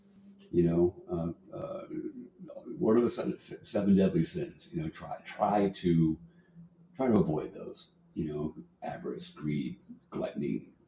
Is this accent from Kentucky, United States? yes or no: no; Rye, New Hampshire, United States; I grew up in Rye, but I went to Portsmouth High.